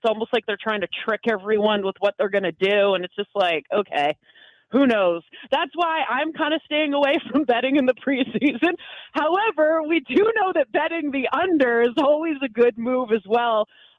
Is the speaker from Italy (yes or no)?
no; Canada; I grew up, so I'm Canadian. Obviously, in Canada, we don't have the NFL.